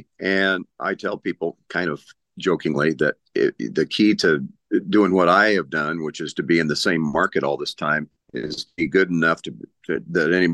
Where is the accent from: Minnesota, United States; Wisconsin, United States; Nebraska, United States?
Nebraska, United States; Lincoln; I'm a native Nebraskan. I grew up in Lincoln and went to school in Lincoln Northeast High School